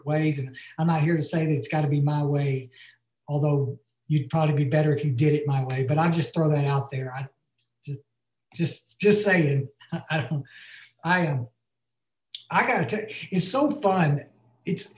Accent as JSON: {"language": "English", "town": "Ingram", "region": "Texas", "country": "United States", "tie": "born or raised there", "said": "I grew up here in the Hill Country, and actually I was born out in West Texas."}